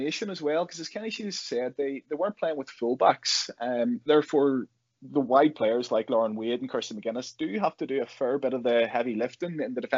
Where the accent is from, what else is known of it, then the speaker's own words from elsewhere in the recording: Northern Irish, Northern Ireland, United Kingdom; a Northern Irish Liverpool supporter